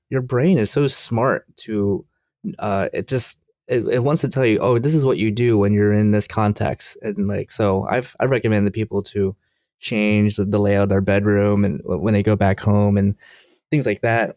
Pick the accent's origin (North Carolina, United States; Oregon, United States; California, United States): North Carolina, United States; Durham; now in Maryland, United States; I'm from Durham, North Carolina, and I was visiting my parents